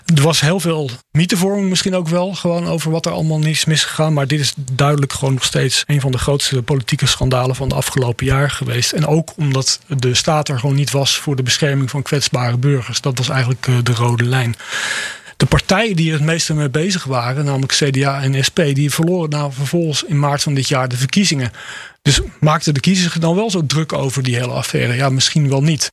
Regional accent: Netherlands; als Nederlander

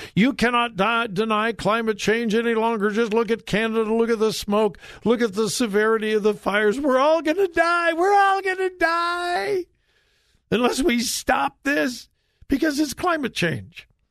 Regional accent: California, United States; moved away; my home state of California

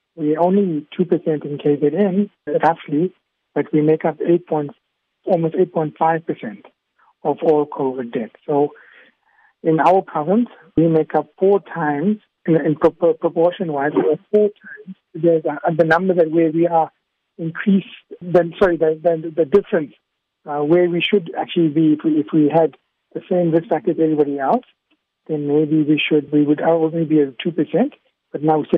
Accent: Tanga, Tanga Region, Tanzania; I was born in Tanga. I grew up there.

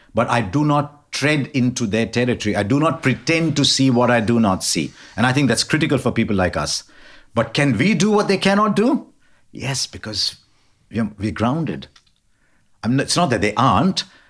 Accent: India; I'm Indian

